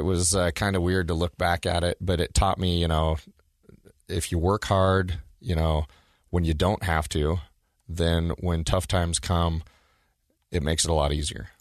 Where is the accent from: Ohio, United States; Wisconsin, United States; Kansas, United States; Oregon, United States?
Oregon, United States; now in Utah, United States; when I was a kid growing up in Oregon